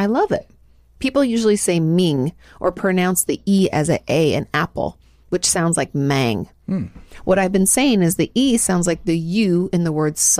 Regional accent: Portland, Oregon, United States; I was adopted at 11 months, just shy of my first birthday, and I grew up in Portland, Oregon.

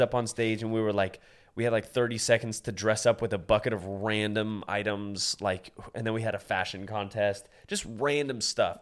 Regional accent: Iowa, United States; I'm from Iowa

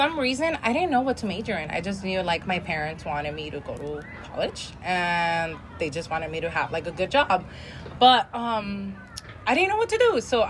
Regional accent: El Monte, California, United States; In El Monte.

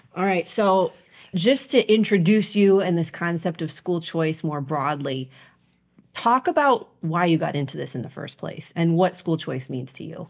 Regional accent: Ohio, United States; moved away; I grew up in Ohio

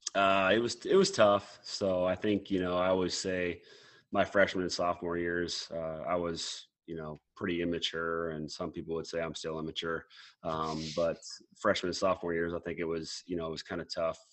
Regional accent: Mason City, Iowa, United States; also born or lived in Lake Mills, Iowa; growing up Mason City, Iowa. Yeah, I moved from Lake Mills, Iowa, when I was in uh, when I was four years old, and, and then moved to to Mason City

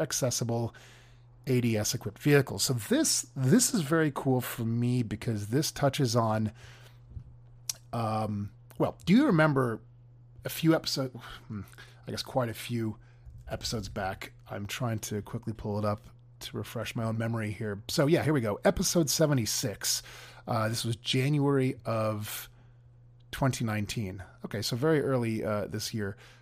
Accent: California, United States; here in my home state of California

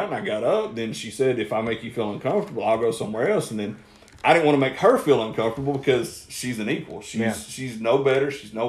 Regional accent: Chickamauga, Georgia, United States; I'm a kid from Chickamauga, Georgia.

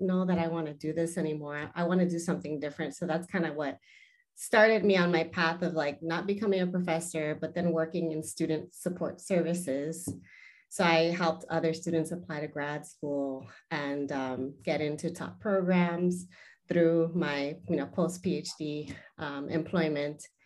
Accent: Los Angeles, California, United States; first language Spanish; English is a second language; I am originally from the Southern California area, so I was born and raised in the San Fernando Valley

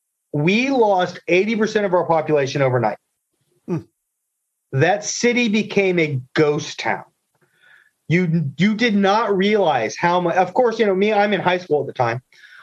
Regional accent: Fayetteville, North Carolina, United States; Just to really date myself here, I grew up in Fayetteville, North Carolina. My dad was in the Air Force. So Fort Bragg, Pope Air Force Base.

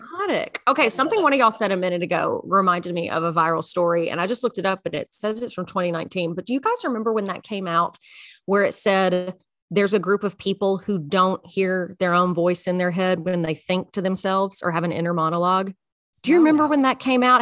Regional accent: Memphis, Middle Tennessee, United States; I'm a bad Tennessean because I was born in Memphis.

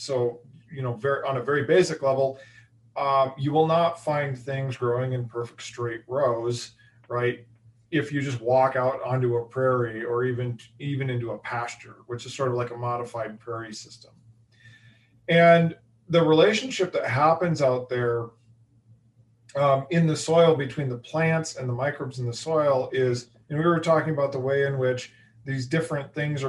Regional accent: Iowa, United States; I've rooted from the Chiefs for the Chiefs ever since I was 8 years old, because I grew up in Central Iowa.

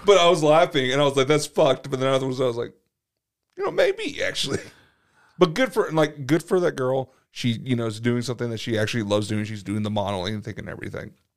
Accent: Atlanta, Georgia, United States; growing up in Atlanta

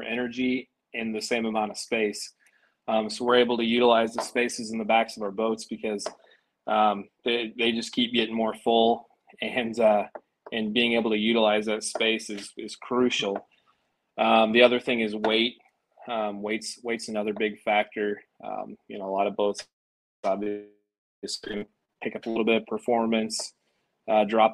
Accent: Nebraska, United States; So I was born and raised in Nebraska.

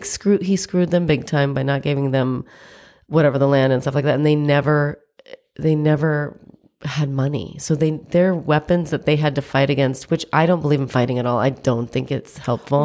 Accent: United States; I'm American, I was born here

